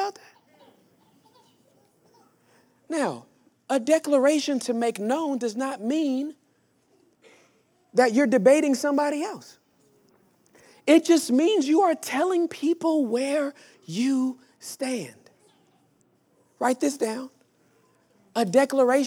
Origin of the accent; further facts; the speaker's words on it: Inglewood, California, United States; I was born and raised in Inglewood, California, during the height of gang violence